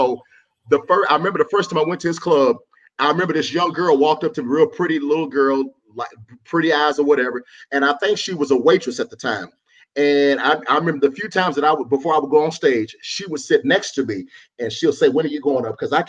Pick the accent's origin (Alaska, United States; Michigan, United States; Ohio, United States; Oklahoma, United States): Oklahoma, United States; Oklahoma City; moved away; also born or lived in Dallas, Texas; No, I'm from Oklahoma City. Oklahoma City, okay. Born and raised. Okay. I lived in Dallas for a while.